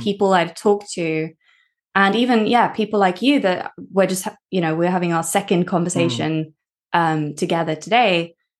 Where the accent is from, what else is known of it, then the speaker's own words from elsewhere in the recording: Norway; I grew up in Norway. So this is me living in Norway